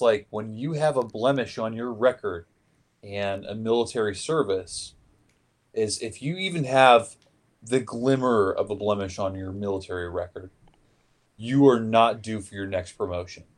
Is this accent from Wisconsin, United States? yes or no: no; Seattle, Washington, United States; my hometown, uh, the Seattle